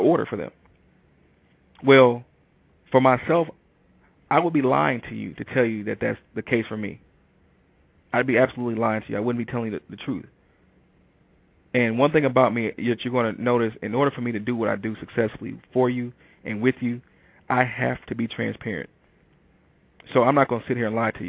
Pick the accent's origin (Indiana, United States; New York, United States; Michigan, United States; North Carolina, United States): Michigan, United States; Detroit; moved away as an adult; also born or lived in Ann Arbor, Michigan; now in Atlanta, United States; I moved from Detroit, Michigan to Atlanta, Georgia. You know, I actually moved on my 28th birthday. And I had never really been that far away from home